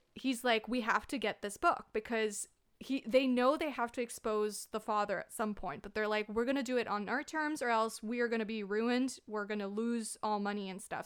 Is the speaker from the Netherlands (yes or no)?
no; Canada; I'm a Canadian